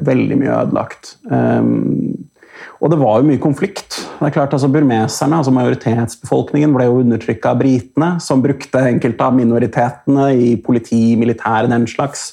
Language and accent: Norwegian; Oslo, Norway; jeg vokste opp på Røa, altså, si Oslo vest